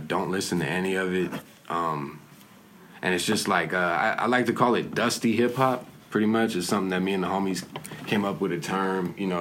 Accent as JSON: {"language": "English", "town": "San Diego", "region": "California", "country": "United States", "tie": "born or raised there", "said": "I grew up in Encanto for the most part. Mm-hmm. Bounced back and forth between there and Logan, North Park, my whole life."}